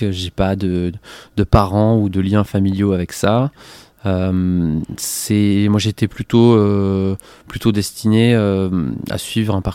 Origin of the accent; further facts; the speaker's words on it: Montpellier, Occitania, France; moved away as an adult; now in Marseille, France; Moi, je suis né près de Montpellier. Ok, d'accord. Et j'ai vécu ben, quasiment mes 25 premières années à Montpellier, en bougeant très peu.